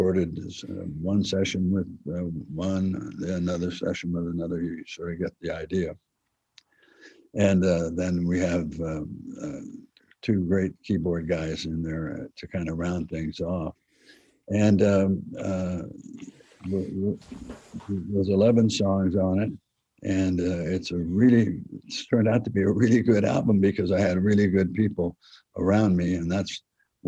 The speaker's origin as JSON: {"language": "English", "town": "El Cerrito", "region": "California", "country": "United States", "said": "we're from El Cerrito. We're El Cerrito boys."}